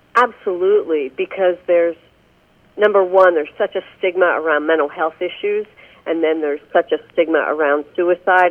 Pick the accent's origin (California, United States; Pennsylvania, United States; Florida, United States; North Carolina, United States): Pennsylvania, United States; now in Indiana, United States; I grew up back in Pennsylvania